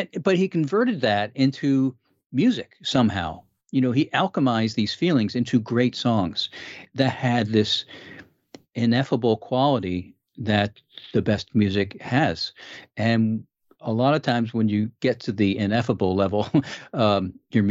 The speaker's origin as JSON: {"language": "English", "region": "East Coast", "country": "United States", "said": "I was from the East Coast, you know, college boy and New York type, you know, guy"}